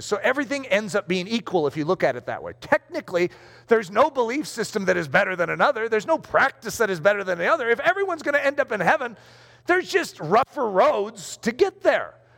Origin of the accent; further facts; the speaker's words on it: United States; I just happen to be American